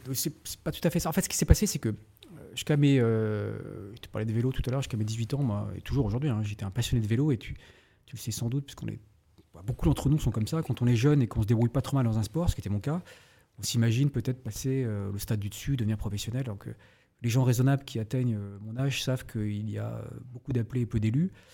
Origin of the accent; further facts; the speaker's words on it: Brest, Brittany, France; also born or lived in Paris; Je suis né à Brest, Brest même, dirait certains. je suis né à Brest. Effectivement, j'ai fait une grande partie de ma vie jusqu'à la terminale et la prépa.